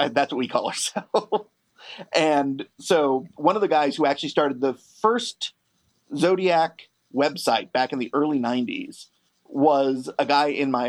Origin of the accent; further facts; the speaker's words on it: Bay Area, California, United States; growing up in the Bay Area